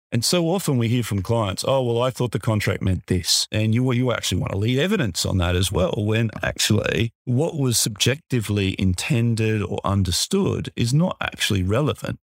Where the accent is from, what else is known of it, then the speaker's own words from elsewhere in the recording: Australia; accent: Australian; my accent